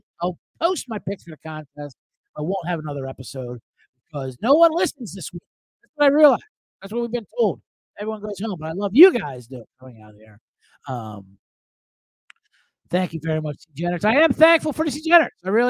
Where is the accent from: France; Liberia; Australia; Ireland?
Ireland; As an Irishman, I can tell you, we got it mastered.